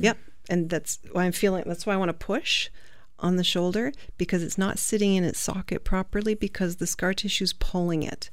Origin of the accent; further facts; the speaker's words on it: England, United Kingdom; I'm English. Well, I'm half Italian